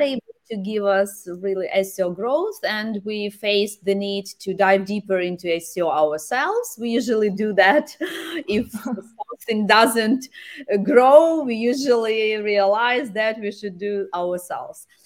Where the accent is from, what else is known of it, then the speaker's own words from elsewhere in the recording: Dnipro, Dnipropetrovsk Oblast, Ukraine; my home city is Dnipro